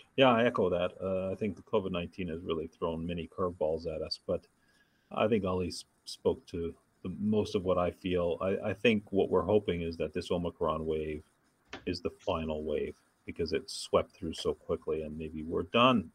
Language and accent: English; Thunder Bay, Ontario, Canada; moved away as an adult; now in Los Angeles, United States; a town called Thunder Bay, Ontario, about 100,000 people, so a smallish city